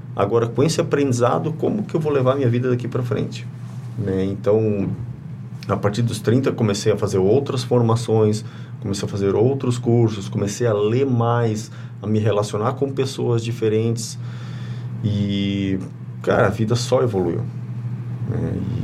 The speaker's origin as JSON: {"language": "Portuguese", "town": "Curitiba", "region": "Paraná", "country": "Brazil", "tie": "born or raised there", "also_born_or_lived": "Presidente Getúlio", "moved": "yes", "lives_now": "Blumenau, Brazil", "said": "eu sou natural de Curitiba e aproximadamente com 9, 10 anos eu morei um ano aqui em Presidente Getúlio"}